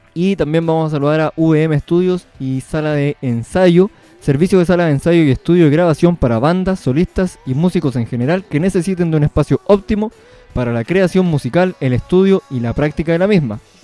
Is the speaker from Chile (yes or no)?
yes; Punitaqui, Coquimbo, Chile; now in Ovalle, Chile; punitaquino de corazón. Si bien ahora vivo en Ovalle, pero eh, siempre con las raíces eh, en Punitaki, nunca se olvida